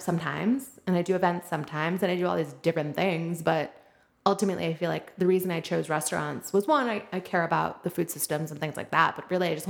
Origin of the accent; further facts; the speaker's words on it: Wilmette, Illinois, United States; also born or lived in Madison; I'm like from Wilmette